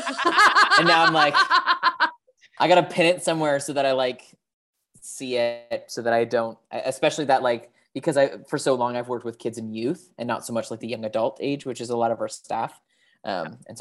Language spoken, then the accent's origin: English; Canada; I grew up playing football in Canada